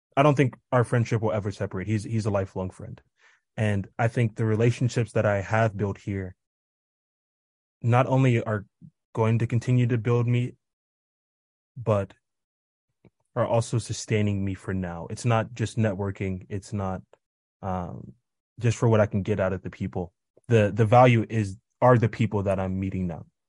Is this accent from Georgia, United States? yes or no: no; Kansas, United States; now in Tanzania; I'm from Kansas, but I currently live in Tanzania